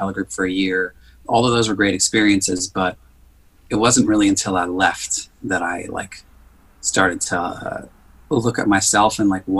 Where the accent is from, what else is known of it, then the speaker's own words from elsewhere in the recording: New York City, New York, United States; I grew up in Queens